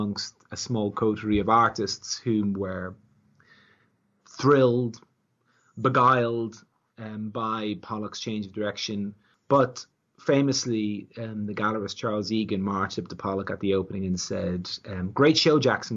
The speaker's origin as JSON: {"language": "English", "country": "Ireland", "said": "as an Irishman"}